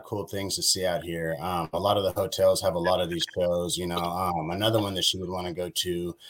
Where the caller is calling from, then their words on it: Las Vegas, Nevada, United States; I'm calling in from Las Vegas, Nevada.